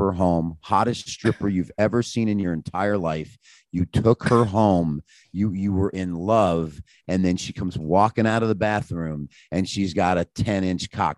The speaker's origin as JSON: {"language": "English", "region": "Michigan", "country": "United States", "tie": "born or raised there", "said": "I'm born and raised in Michigan"}